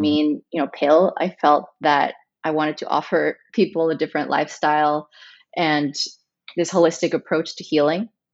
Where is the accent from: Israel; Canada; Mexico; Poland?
Mexico; Chihuahua; moved away; also born or lived in United States / Dallas / Los Angeles; I was raised in Mexico, in Chihuahua, Mexico